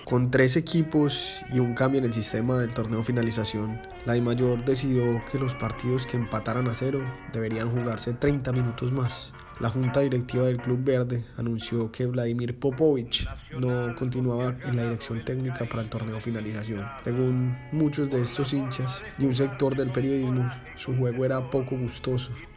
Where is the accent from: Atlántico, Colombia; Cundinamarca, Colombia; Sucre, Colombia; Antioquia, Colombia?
Antioquia, Colombia; los colores de mi tierra, esa tierra pujante de gente buena